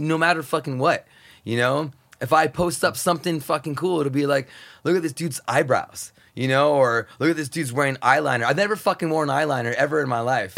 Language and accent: English; United States; super, super poor growing up on the Mexican border, super poor.